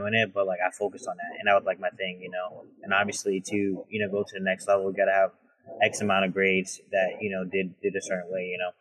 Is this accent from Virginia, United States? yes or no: yes; Richmond, Virginia, United States; We're both from Richmond, Virginia, inner city environment.